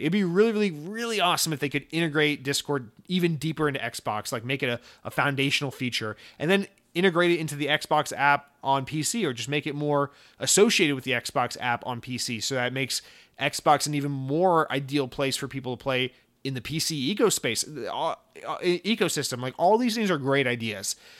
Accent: United States; me as an American

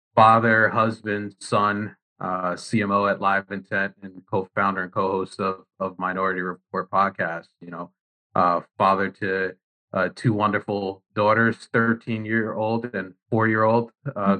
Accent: New Jersey, United States; I'm born and raised in Jersey

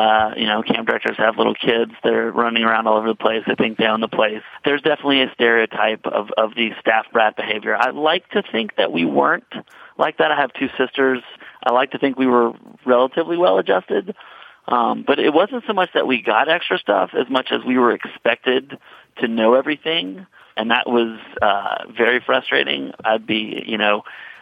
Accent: Mississippi, United States; I grew up in Mississippi.

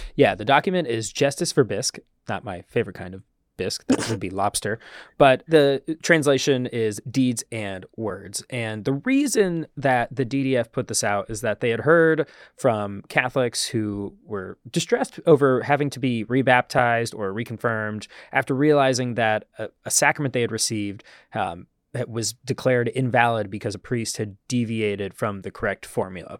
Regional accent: small town Ohio, United States; moved away; my hometown in small town Ohio

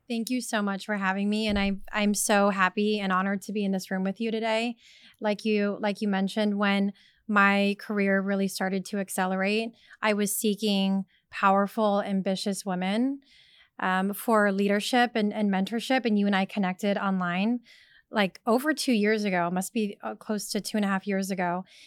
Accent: Sacramento, California, United States; I was born and raised in Sacramento, California

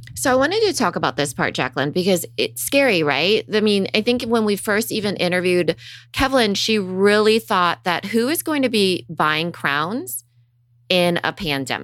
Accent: Storm Lake, Iowa, United States; I grew up in Storm Lake, Iowa. It's a town of ten thousand people

